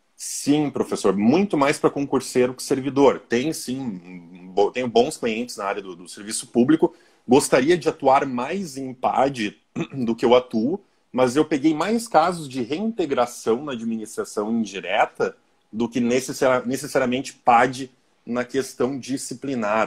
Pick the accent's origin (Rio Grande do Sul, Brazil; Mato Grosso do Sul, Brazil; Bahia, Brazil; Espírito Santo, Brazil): Rio Grande do Sul, Brazil; Passo Fundo; Sou de Passo Fundo, Rio Grande do Sul, professor